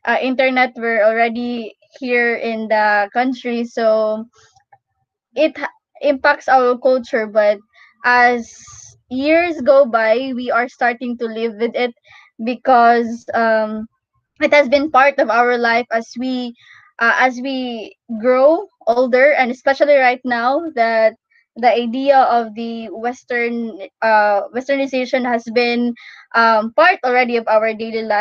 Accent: Philippines; who we are as a Filipino.

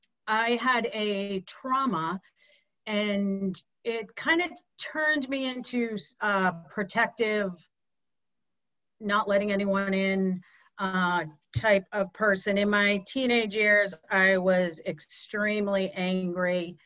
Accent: Pocasset, Massachusetts, United States; moved away as an adult; also born or lived in Boston; I grew up on the Cape and could not wait to leave because it was a little small town called Pocasset. And as soon as I was 18, I left for probably 30 years, lived in the Boston area, north of Boston.

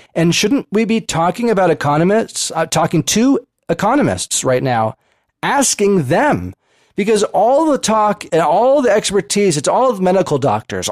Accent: United States; as American citizens

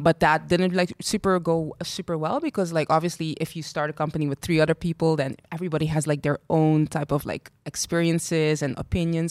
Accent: Curaçao; moved away as an adult; also born or lived in Equatorial Guinea / Ireland / Spain; I'm from Curacao as well, very born and raised proud Caribbean girl.

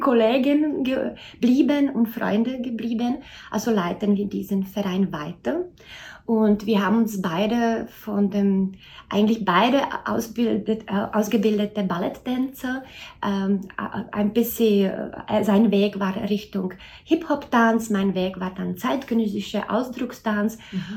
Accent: Czechia; moved away as an adult; now in Austria; ich bin gebürtige Tschechin

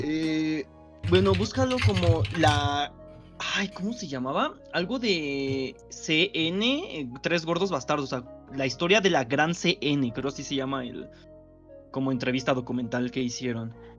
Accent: Mexico; soy de México

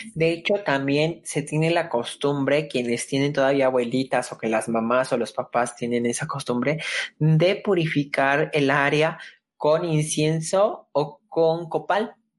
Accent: Mexico; como mexicano tus raíces te llaman

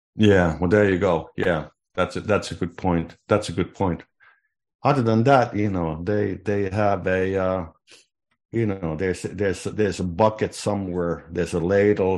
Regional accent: Finland; moved away; I was growing up in Finland in the, in the sixties

